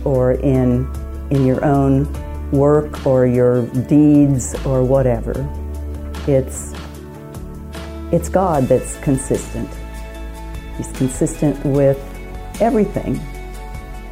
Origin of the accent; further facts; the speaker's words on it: Nebraska, United States; now in Springfield, United States; I grew up in the Presbyterian Church in a little town in Nebraska